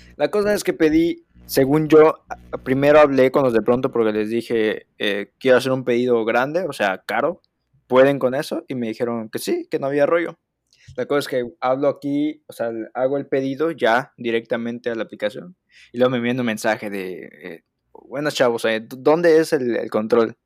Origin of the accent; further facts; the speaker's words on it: Mexico; como buenos mexicanos que somos.